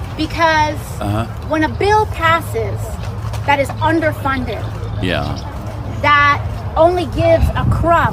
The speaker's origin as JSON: {"language": "English", "town": "New York City", "region": "New York", "country": "United States", "said": "I'm from the Bronx."}